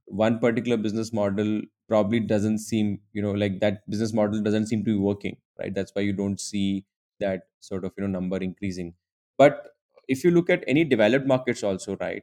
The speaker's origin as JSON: {"language": "English", "town": "Udaipur", "region": "Rajasthan", "country": "India", "also_born_or_lived": "Mumbai", "moved": "yes", "said": "I'm originally from Udaipur, a small town in Rajasthan."}